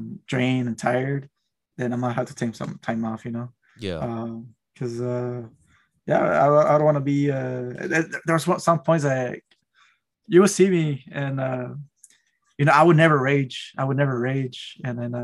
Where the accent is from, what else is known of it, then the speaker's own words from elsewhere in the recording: Oxnard, California, United States; I'm Oxnard